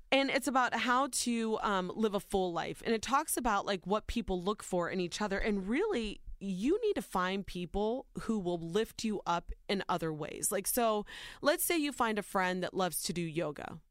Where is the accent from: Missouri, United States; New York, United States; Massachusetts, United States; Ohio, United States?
Ohio, United States; born or raised there